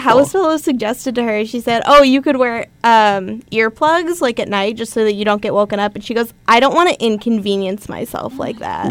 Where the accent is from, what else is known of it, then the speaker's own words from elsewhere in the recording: Nevada, United States; moved away; I grew up in Nevada